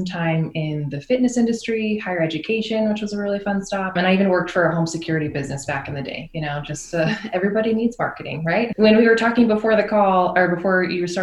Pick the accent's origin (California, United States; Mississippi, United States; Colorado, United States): Colorado, United States; moved away; also born or lived in Utah; I'm from Colorado, but I've spent a lot of time in Utah